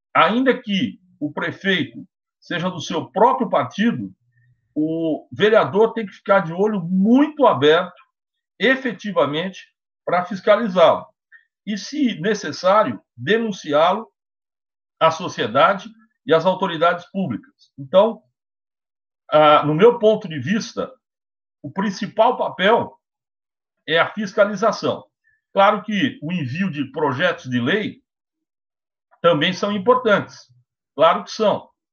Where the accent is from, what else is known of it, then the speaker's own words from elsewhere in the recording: Brazil; eu sou brasileiro